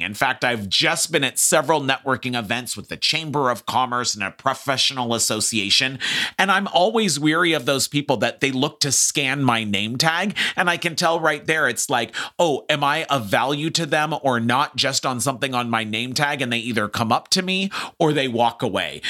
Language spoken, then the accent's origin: English; Los Angeles, California, United States; I grew up in Hollywood in the entertainment business